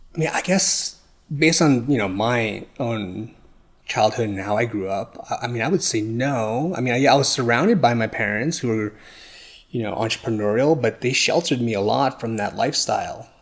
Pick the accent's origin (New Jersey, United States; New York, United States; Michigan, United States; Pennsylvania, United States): New York, United States; moved away; I'm originally from New York, and I was, yeah, born and raised there